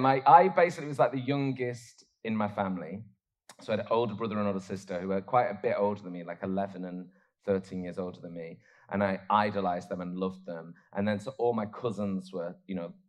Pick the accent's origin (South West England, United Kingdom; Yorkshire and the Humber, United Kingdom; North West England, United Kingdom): North West England, United Kingdom; Oldham; where I grew up in Oldham